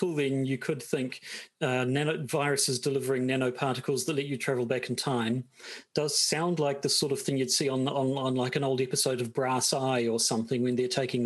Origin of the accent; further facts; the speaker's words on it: New Zealand; accent: New Zealand; just how New Zealand-y my accent is